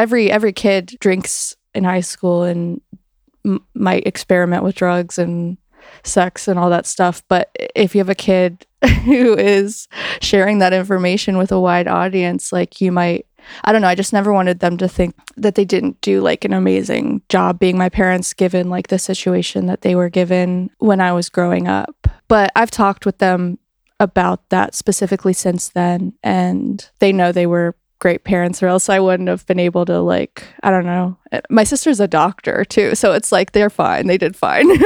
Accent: Greensboro, North Carolina, United States; there was like a really cool indie rock scene like right before I was born in North Carolina with Merge Records and in like Greensboro was kind of getting the um edges of that scene

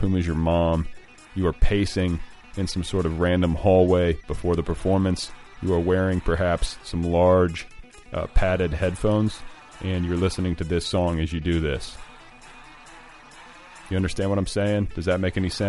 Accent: Indiana, United States; I'm from Indiana

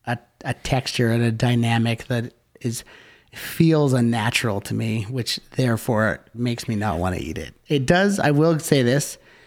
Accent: Canada; we're Canadian.

